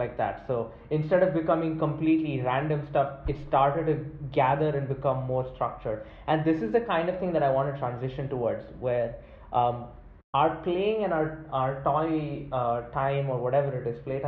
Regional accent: India; children growing up in India

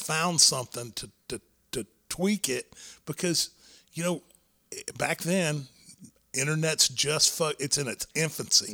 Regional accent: Texas, United States; Texas was my home. Like, yeah, I wanted to go and work for the larger organizations, but my goal was always to be a Texas wrestler, mm-hmm. live in my home state

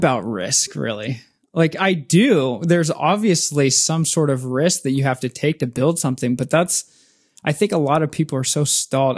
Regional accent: Spokane, Washington, United States; moved away as an adult; now in Seattle, United States; in my hometown, Spokane, Washington.

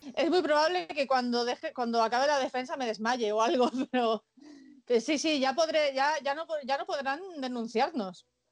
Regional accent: Catalonia, Spain; soy catalana, es verdad que no soy muy catalana, pero, pero yo nací aquí

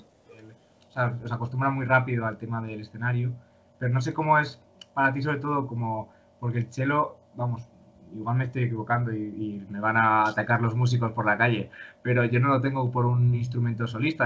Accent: León, Castile and León, Spain; now in Madrid, Spain; yo soy de León

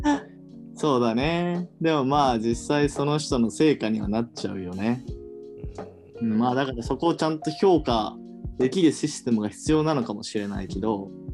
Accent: Hiroshima, Japan; now in Tokyo, Japan; 地元は広島県

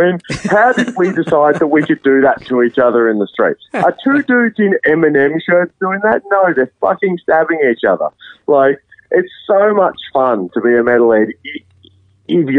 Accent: Australia; as Australians

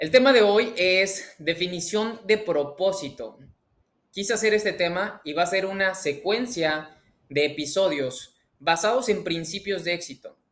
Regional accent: Mexico; mexicano, emprendedor y empresario

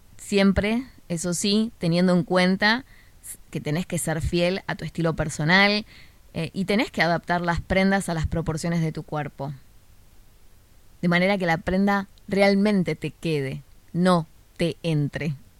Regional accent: Buenos Aires, Argentina; de Argentina, en el de Buenos Aires específicamente, de donde soy yo

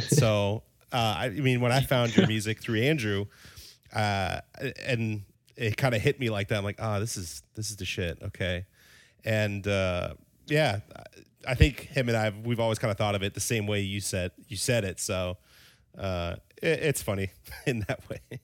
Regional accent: Denmark; moved away; originally, I'm from Denmark

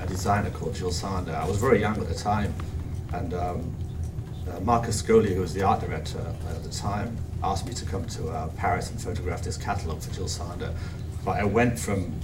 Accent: Cheshire, North West England, United Kingdom; moved away as an adult; also born or lived in Manchester / London / New York; I was brought up in a small town in Cheshire.

